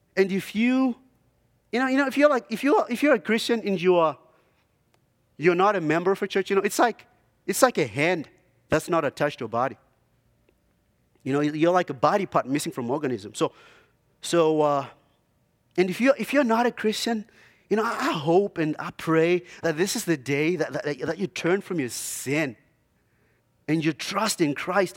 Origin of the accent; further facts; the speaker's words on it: Zimbabwe; moved away; I grew up in, uh, Zimbabwe